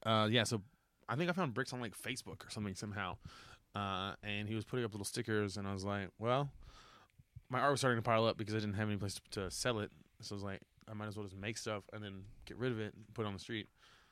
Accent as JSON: {"language": "English", "town": "Texas City", "region": "Texas", "country": "United States", "tie": "born or raised there", "moved": "yes", "lives_now": "Austin, United States", "said": "In my hometown, Tech City"}